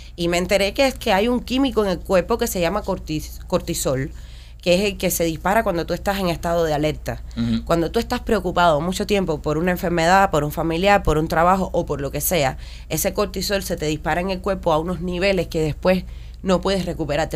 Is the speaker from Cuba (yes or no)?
yes; Cuba; moved away as an adult; los que venimos de Cuba